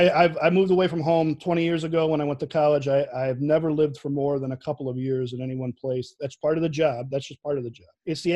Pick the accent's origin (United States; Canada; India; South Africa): United States; Chicago, Illinois; accent: Chicago; Definitely the most Chicago thing about me, besides my accent, has got to be that I will not put ketchup on a hot dog ever.